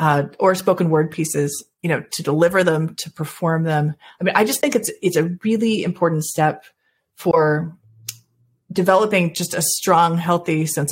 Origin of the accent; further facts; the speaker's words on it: Florida, United States; born there; also born or lived in Georgia; because I was born in Florida. I've lived in Georgia longer than I've lived anywhere else at this point.